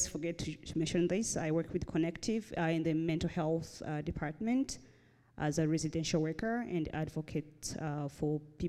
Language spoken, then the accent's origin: English; Burundi; born there; So I was born in Burundi